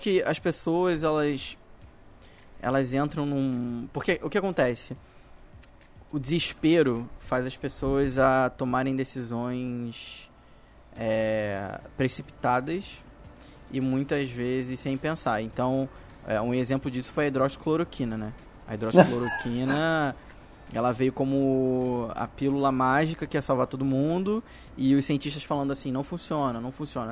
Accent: Brazil; como brasileiro

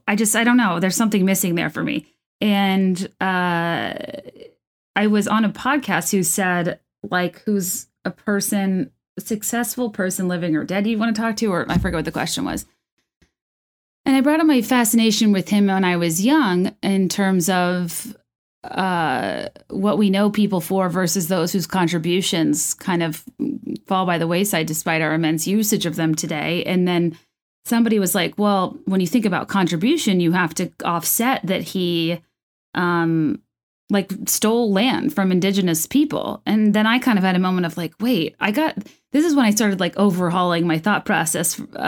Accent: California, United States; born there; I was born in California, like, you know, whatever.

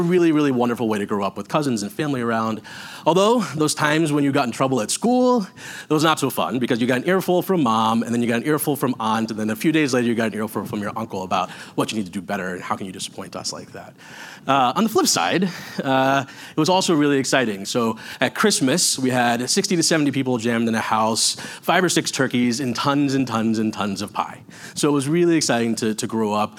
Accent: Houston, Texas, United States; also born or lived in New York City; now in Minnesota, United States; I was born in New York City and moved to Houston, Texas when I was young.

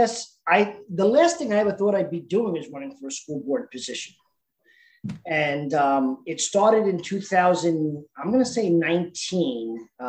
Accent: New York City, New York, United States; now in Port Washington, United States; Whitestone. I'm from Queens

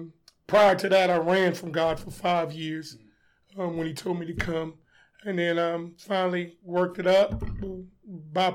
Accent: Washington, District of Columbia, United States; born there; now in Charlotte, United States; I was born in Washington, D.C. Lived in Charlotte, North Carolina, probably 34 years now. So Charlotte's home.

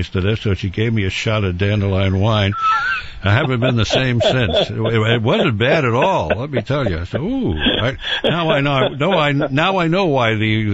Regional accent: New York, United States; also born or lived in Westchester County, New York; when I was growing up in New York

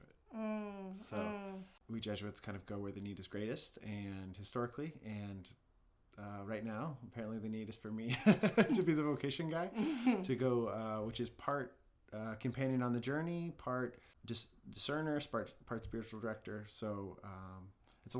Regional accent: Washington, District of Columbia, United States; moved away as an adult; also born or lived in Midwest; I grew up in Washington, D.C., and I'm the 3rd of 4 boys in my family

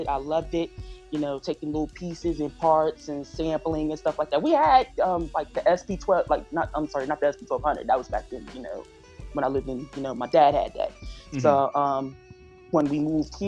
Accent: New York City, New York, United States; moved away; also born or lived in Newcastle; I was born and raised in Harlem first off. And then in 2002, I moved to Newcastle

